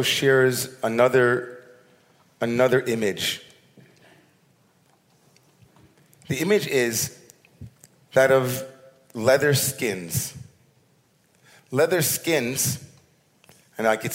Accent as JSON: {"language": "English", "country": "United States", "said": "all of us as American Jews"}